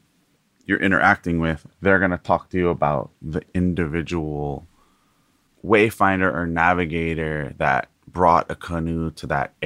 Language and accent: English; Kohala, Hawaii, United States; now in Hilo, United States; my mom's family is all from the island of Hawaii. So Mokuo Keawe, for those from Hawaii. And we're from an ahupua or district called Kohala.